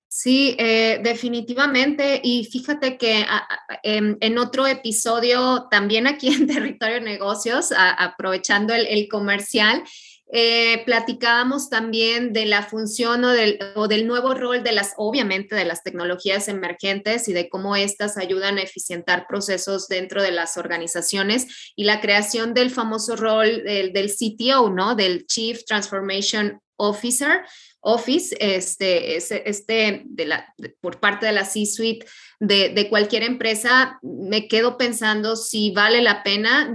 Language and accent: Spanish; Santo Domingo Tehuantepec, Oaxaca, Mexico; yo soy de Oaxaca, del Istmo, precisamente de Tehuantepec